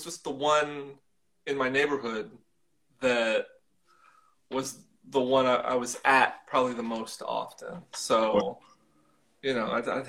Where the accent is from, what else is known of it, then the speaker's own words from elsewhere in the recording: Kansas City, Missouri, United States; moved away as an adult; now in Chicago, United States; I was born in Kansas, but grew up on the Missouri side.